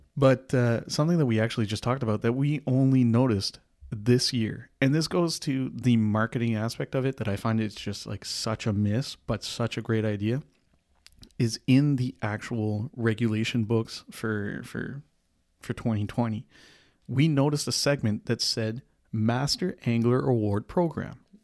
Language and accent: English; Canada; We are Canadian